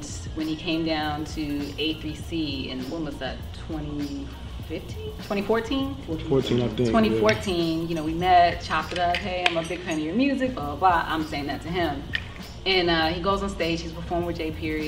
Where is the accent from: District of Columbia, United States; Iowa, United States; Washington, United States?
District of Columbia, United States; Washington; my experience growing up in Southeast DC